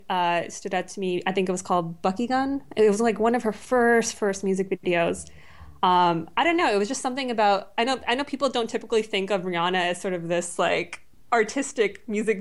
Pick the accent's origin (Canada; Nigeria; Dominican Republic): Canada; Mississauga, Ontario; moved away as an adult; also born or lived in Brampton / Toronto / New York; now in United States; I grew up in Brampton, Mississauga